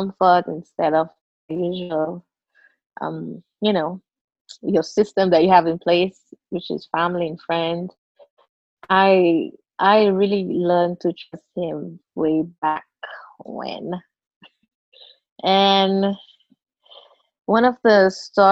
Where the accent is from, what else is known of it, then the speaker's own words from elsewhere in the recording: Seychelles; I'm from Seychelles. It's a group of islands in the Indian Ocean, part of Africa